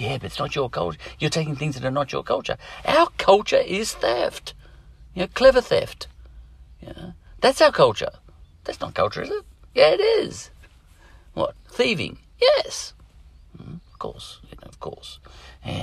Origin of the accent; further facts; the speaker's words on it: Australia; as Australians, our language, English language